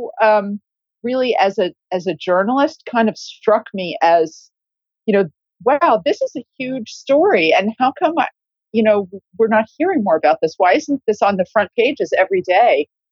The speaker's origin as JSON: {"language": "English", "country": "United States", "also_born_or_lived": "New York", "moved": "as an adult", "lives_now": "London, United Kingdom", "said": "I'm an American, but I've lived here in the UK for about 20 years"}